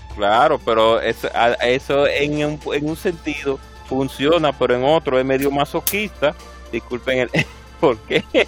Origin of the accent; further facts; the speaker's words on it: Dominican Republic; aquí como República Dominicana lo decimos de esa manera